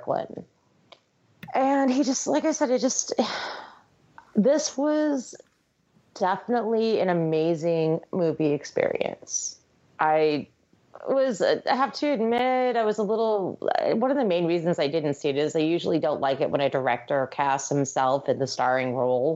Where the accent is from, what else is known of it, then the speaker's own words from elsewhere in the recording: New York, United States; I'm from New York